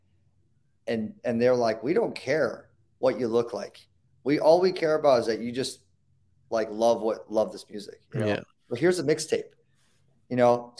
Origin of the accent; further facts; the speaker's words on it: Newport Beach, California, United States; I grew up in Newport Beach